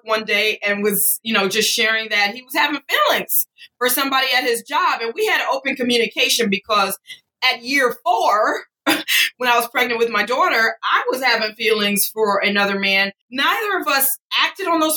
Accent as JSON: {"language": "English", "town": "Detroit", "region": "Michigan", "country": "United States", "said": "I'm not from anywhere weird or nothing. I'm from the straight up D."}